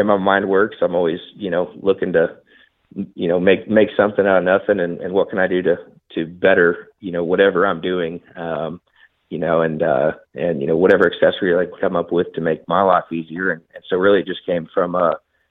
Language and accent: English; Southeast Nebraska, United States; also born or lived in Texas; now in Oklahoma, United States; I grew up in Southeast Nebraska